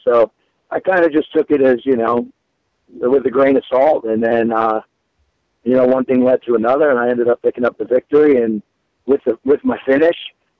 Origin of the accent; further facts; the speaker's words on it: New Jersey, United States; moved away as an adult; I'm originally from New Jersey, so I moved back home for a little bit